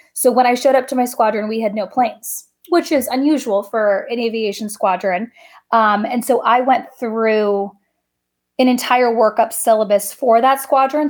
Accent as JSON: {"language": "English", "town": "Coronado", "region": "California", "country": "United States", "tie": "born or raised there", "said": "I grew up in Coronado, California, so heavy Navy town"}